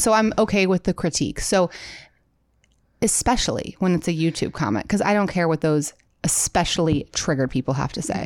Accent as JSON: {"language": "English", "region": "Midwest", "country": "United States", "accent": "Midwestern", "said": "my Midwestern accent"}